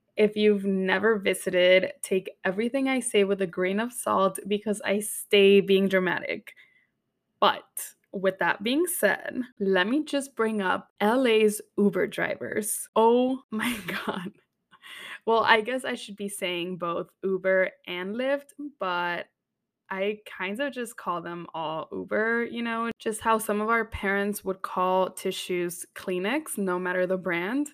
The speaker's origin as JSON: {"language": "English", "region": "Texas", "country": "United States", "tie": "born or raised there", "moved": "yes", "lives_now": "New York City, United States", "said": "since I grew up in Texas"}